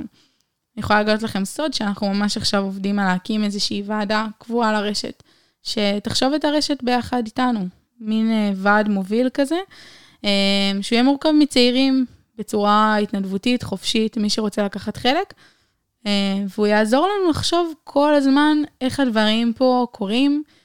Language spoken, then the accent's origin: Hebrew; Haifa, Haifa District, Israel; moved away as an adult; now in Beersheba, Israel; חיפאית במקור